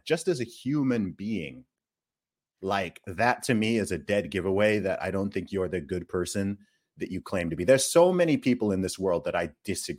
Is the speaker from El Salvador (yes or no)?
no; Nigeria; I'm Nigerian. I'm Igbo, even more specifically, right?